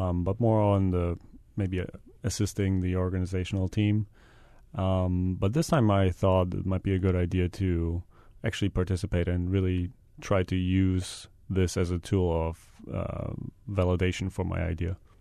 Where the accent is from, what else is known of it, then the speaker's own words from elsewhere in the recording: Germany; moved away as an adult; now in Hawaii, United States; I'm from Germany.